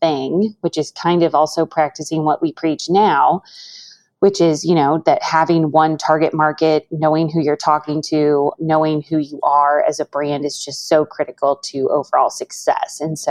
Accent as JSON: {"language": "English", "region": "Missouri", "country": "United States", "tie": "born or raised there", "also_born_or_lived": "Chicago", "said": "moved back to my hometown in Missouri"}